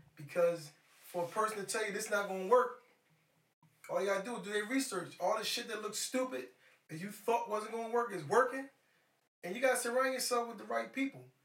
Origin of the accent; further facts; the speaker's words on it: Philadelphia, Pennsylvania, United States; It's a Maryland number, but I'm from Philly. I'm here based in Philly.